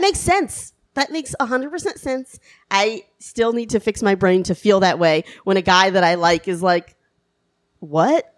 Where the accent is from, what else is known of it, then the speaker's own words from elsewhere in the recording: the South, United States; I grew up in the South.